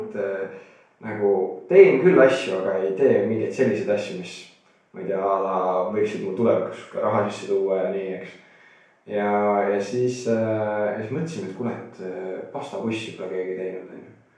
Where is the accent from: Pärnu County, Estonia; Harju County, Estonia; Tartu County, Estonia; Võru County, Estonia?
Tartu County, Estonia; near Tartu; olen alati Tartu külje all kasvanud äh, poisiklutt